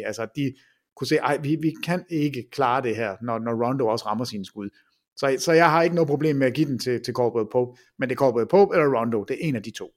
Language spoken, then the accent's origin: Danish; Jutland, Denmark; jeg er fra Jylland, og ikke fra København, jeg er fra Jylland